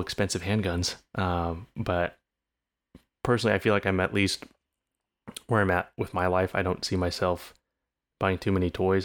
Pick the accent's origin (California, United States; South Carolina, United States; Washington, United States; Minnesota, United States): California, United States; growing up in California, naturally growing up a bit more left leaning